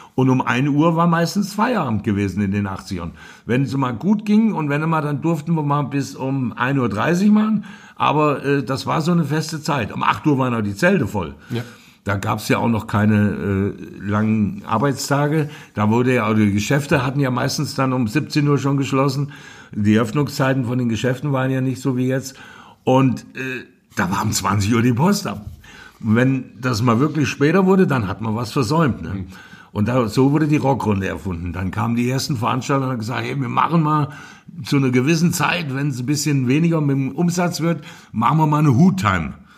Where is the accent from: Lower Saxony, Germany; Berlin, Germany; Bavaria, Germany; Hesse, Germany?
Hesse, Germany; Hofbieber; Ich bin in Hofbiber, genauer gesagt im Rödergrund geboren.